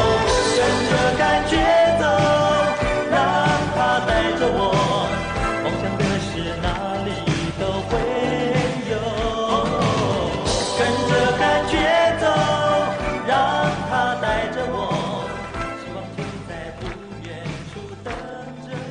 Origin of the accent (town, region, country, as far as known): Taiwan